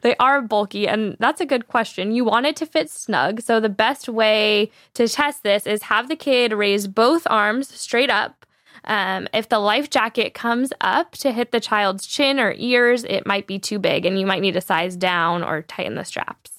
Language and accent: English; San Diego, California, United States; I grew up in San Diego on this beach called Wind and Sea Beach